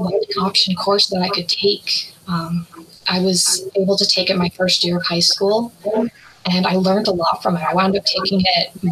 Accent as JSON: {"language": "English", "town": "Calgary", "region": "Alberta", "country": "Canada", "tie": "born or raised there", "said": "I was born and raised in Calgary, Alberta"}